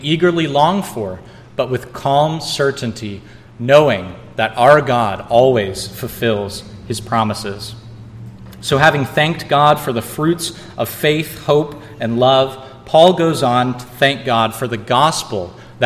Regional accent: Missouri, United States; now in San Diego County, United States; as kids growing up in Missouri

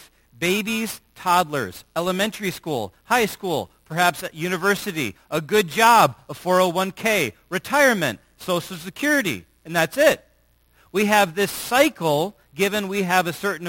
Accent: United States; as American Christians

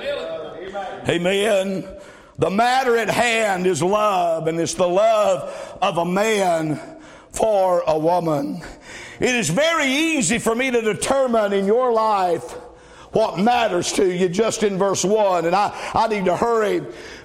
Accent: the South, United States; I'm from the South

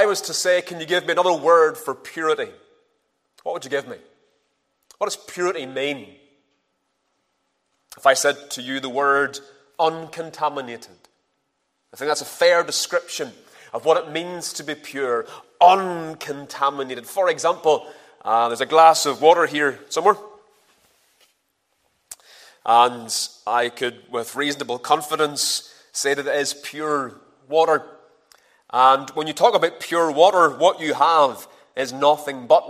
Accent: Ballymena, Northern Ireland, United Kingdom; moved away; I'm originally from Ballymena

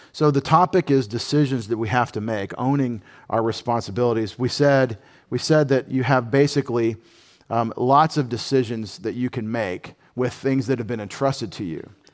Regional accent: United States; as an American patriot

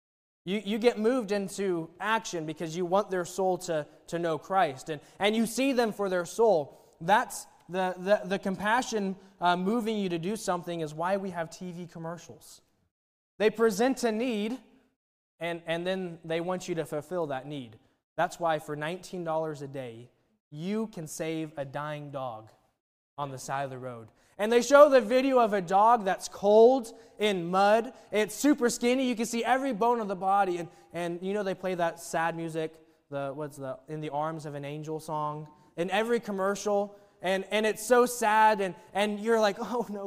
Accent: Oklahoma, United States; I'm from Oklahoma

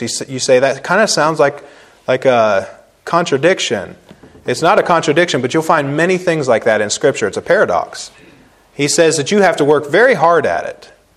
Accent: Cambridge, Ohio, United States; moved away as an adult; I'm coming home from Christmas break in the Army

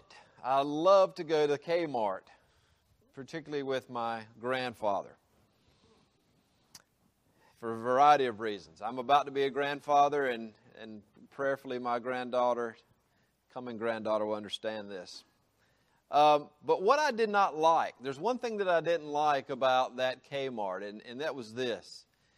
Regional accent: South Carolina, United States; now in Georgia, United States; I came into my home state

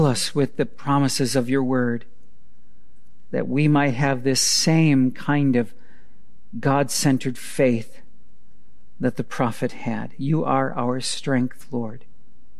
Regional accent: Wisconsin, United States; I grew up in Wisconsin.

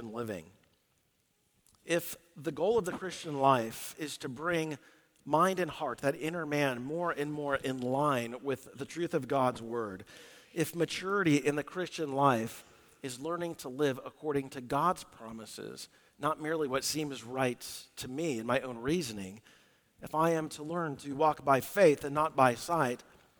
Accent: Southwest, United States; We grew up in the Southwest

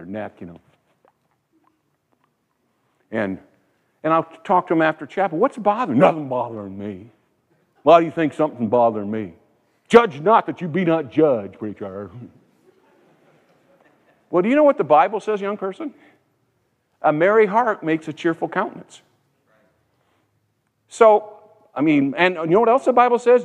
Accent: United States; I was born here. I'm an American citizen.

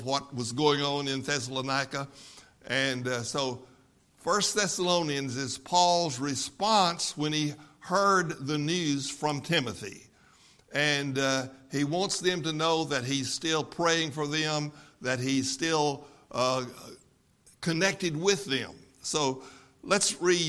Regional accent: West Texas, United States; I grew up in West Texas, about 200 miles west of here.

